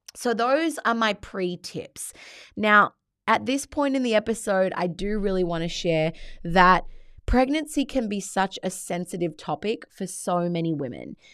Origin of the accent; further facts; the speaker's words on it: Australia; although I am Australian, my background is Italian